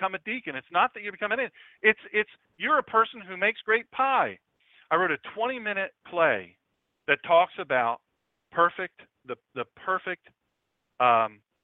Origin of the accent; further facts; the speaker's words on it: Sussex County, Delaware, United States; I grew up in Sussex, the best